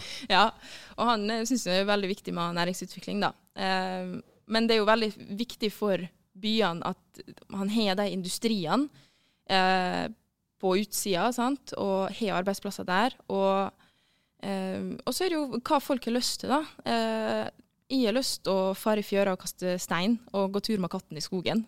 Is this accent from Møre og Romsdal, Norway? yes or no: yes; Møre og Romsdal, Norway; also born or lived in Oslo; jeg er romsdaling